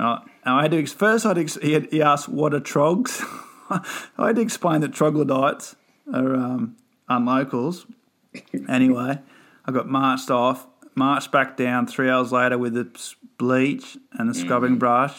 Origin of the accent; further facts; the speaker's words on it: Redhead, New South Wales, Australia; When I was a young, first growing up in Redhead